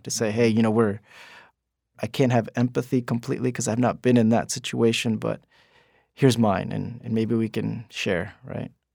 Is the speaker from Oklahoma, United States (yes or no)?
no; West New York, New Jersey, United States; It's called West New York, New Jersey